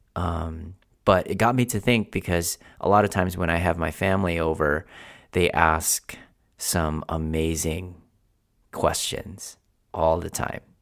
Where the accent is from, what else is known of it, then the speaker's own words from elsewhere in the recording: Philippines; now in United States; I was born in Philippines, where um, literally my house was the size of my office, and the the house that I that I lived in literally was one of those stilts